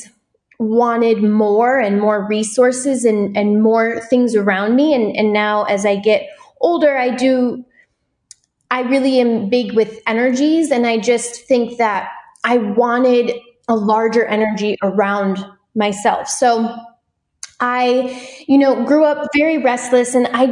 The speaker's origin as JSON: {"language": "English", "region": "Wisconsin", "country": "United States", "tie": "born or raised there", "moved": "yes", "lives_now": "Los Angeles, United States", "said": "I was born and raised in Wisconsin. I live in Los Angeles now"}